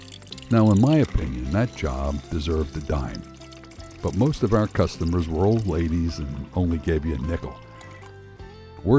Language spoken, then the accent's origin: English; Philadelphia, Pennsylvania, United States; As a kid, growing up in North Philly in the early 50s